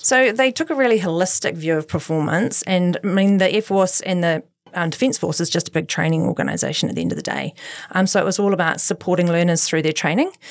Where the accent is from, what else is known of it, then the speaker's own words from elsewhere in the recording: Christchurch, Canterbury, New Zealand; I am born and bred in Christchurch, so completely went to schools here